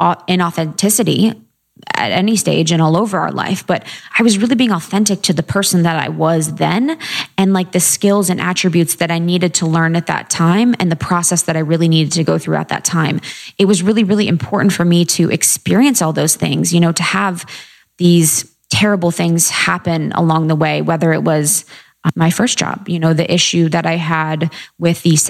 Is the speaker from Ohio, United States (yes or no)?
yes; a small town in Ohio, United States; moved away as an adult; also born or lived in Chicago / New York; I grew up in a small town in Ohio